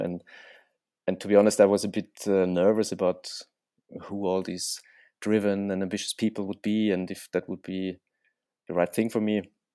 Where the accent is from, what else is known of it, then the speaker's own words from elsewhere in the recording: Austria; moved away; I'm originally from Austria